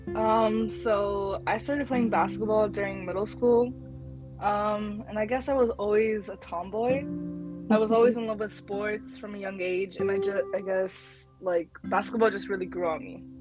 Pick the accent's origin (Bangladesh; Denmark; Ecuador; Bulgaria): Bangladesh; I'm from Bangladesh, and so Bengali people are really good at badminton